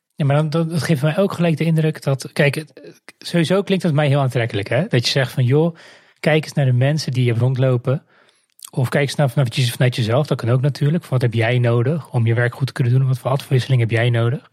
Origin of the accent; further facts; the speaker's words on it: Netherlands; we er als Nederlanders